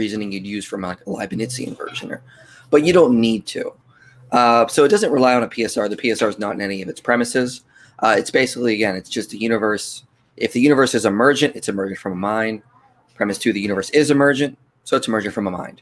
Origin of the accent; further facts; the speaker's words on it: Pennsylvania, United States; now in Tucson, United States; I live in Tucson now, so I'm from Pennsylvania, but I don't live there now